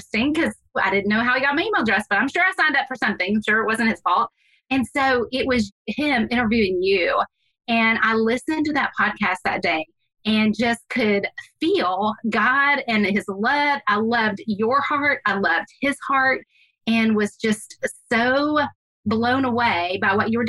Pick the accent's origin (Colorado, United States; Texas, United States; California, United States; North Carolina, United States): Texas, United States; Houston; I grew up in Houston